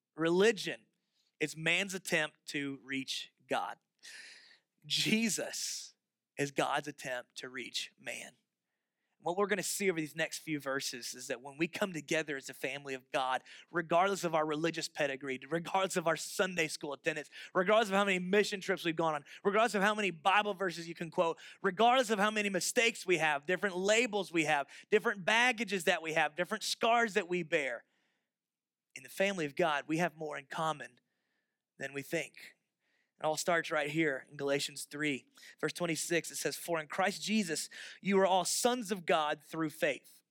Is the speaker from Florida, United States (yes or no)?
yes; Florida, United States; moved away; I'm from Florida